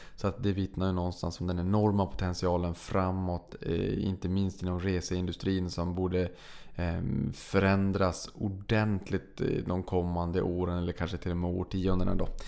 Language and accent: Swedish; Sweden; vi var från eh, Sverige